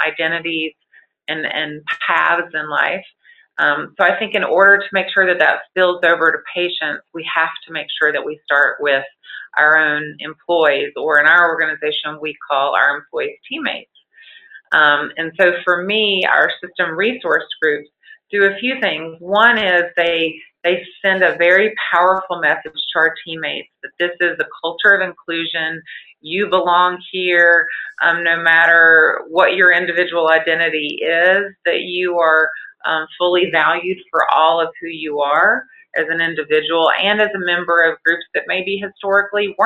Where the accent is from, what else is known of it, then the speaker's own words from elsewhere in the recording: North Carolina, United States; moved away as an adult; also born or lived in Galveston, Texas; my home state of North Carolina